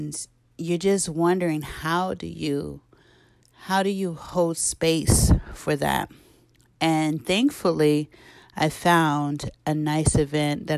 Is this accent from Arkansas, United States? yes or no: yes; Arkansas, United States; because I'm from Arkansas.